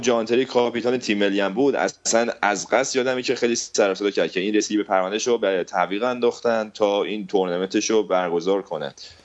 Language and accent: Persian; Iran; من به عنوان یه ایرانی